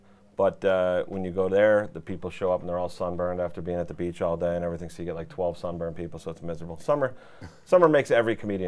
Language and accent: English; Chicopee, Massachusetts, United States; I'm from Chicopee, Mass.